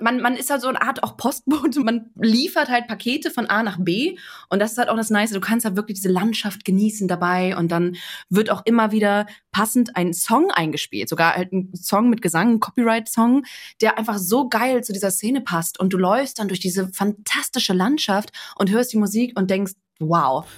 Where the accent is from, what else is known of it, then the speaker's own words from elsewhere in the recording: Bremen, Germany; Meine Heimat Bremen tatsächlich. Ich bin sogar geboren oder aufgewachsen im Schnorr.